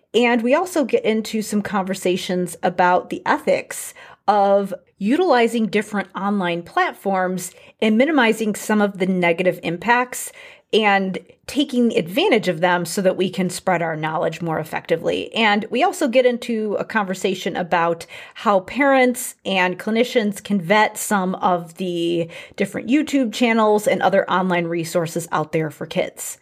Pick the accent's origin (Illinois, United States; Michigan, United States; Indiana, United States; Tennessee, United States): Illinois, United States; Chicago; now in Bloomington, United States; I grew up in the Chicago area